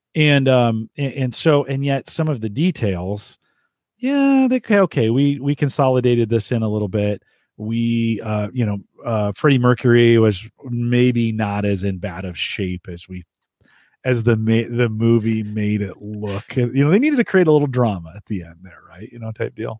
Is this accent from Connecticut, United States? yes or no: no; Silicon Valley, California, United States; also born or lived in France; I grew up in the Silicon Valley when this was happening. I lived in the valley